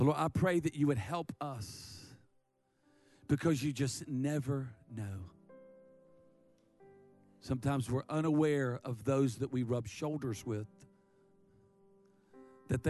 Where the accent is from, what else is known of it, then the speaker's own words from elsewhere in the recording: Myrtle Beach, South Carolina, United States; I'm from Dirty Myrtle.